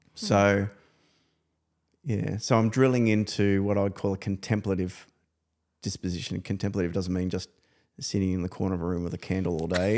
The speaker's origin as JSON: {"language": "English", "region": "New South Wales", "country": "Australia", "said": "I come from New South Wales"}